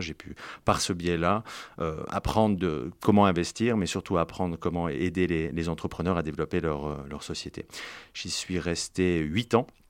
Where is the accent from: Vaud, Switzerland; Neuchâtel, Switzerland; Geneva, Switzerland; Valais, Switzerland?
Valais, Switzerland; Martigny; also born or lived in Fribourg; Je viens de Martigny-en-Valais.